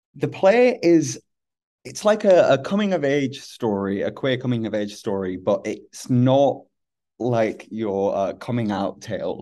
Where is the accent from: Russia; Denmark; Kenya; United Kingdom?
United Kingdom; Hull, Yorkshire and the Humber; was growing up in Hull